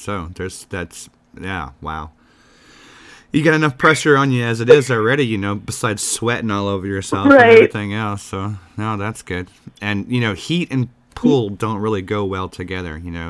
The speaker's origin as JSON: {"language": "English", "region": "Texas", "country": "United States", "moved": "yes", "lives_now": "Chicago, United States", "said": "I'm originally from Texas, so the heat doesn't bother me."}